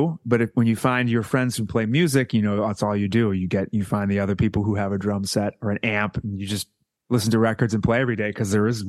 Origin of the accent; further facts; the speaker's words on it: Foxborough, Massachusetts, United States; I'm from Foxborough, Massachusetts, which is a small town right between Providence and Boston, off 95